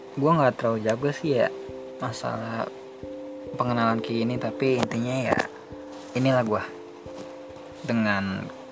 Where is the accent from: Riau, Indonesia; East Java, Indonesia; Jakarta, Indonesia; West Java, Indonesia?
Jakarta, Indonesia; lahir di Jakarta